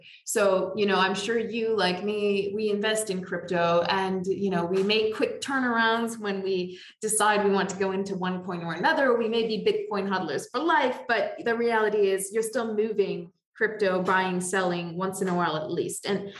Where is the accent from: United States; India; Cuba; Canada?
Canada; now in United Arab Emirates; from being a Canadian